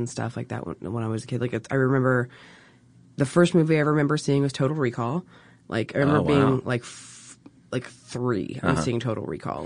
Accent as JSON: {"language": "English", "area": "half an hour outside of Baltimore", "region": "Maryland", "country": "United States", "tie": "born or raised there", "said": "Baltimore. Well, I say Baltimore because nobody actually knows anything about Maryland."}